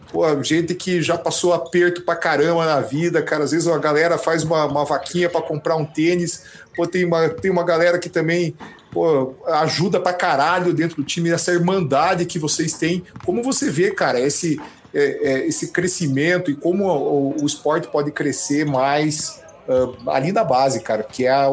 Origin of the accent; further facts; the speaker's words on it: União da Vitória, Paraná, Brazil; Assim, eu vim do interior, né, cara? Eu vim de União da Vitória, lá no interior do Paraná.